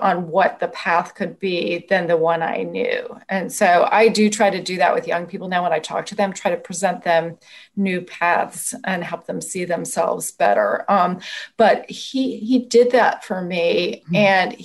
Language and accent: English; Oakland, California, United States; moved away; also born or lived in Washington, D.C.; I grew up in Oakland